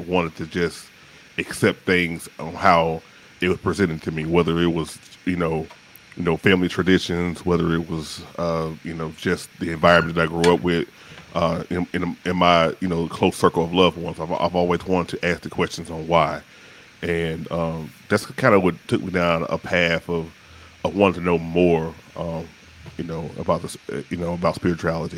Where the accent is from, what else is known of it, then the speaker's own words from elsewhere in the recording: Shreveport, Louisiana, United States; also born or lived in Atlanta metro area; now in Atlanta, United States; I'm originally from the medium-sized city, not the big city, the medium-sized city of Shreveport, Louisiana